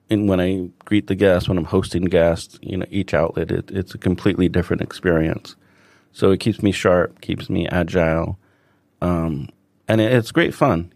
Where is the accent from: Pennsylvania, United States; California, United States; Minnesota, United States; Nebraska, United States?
California, United States; Los Angeles; moved away as an adult; now in Hong Kong; I'm from Los Angeles originally